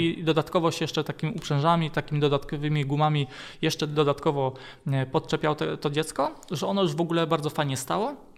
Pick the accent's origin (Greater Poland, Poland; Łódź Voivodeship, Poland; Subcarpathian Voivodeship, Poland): Greater Poland, Poland; Lisiec Wielki; pochodzę z Konina, E, tam się urodziłem, a dokładnie pochodzę z Lisa Wielkiego. To jest taka mała miejscowość pod Koninem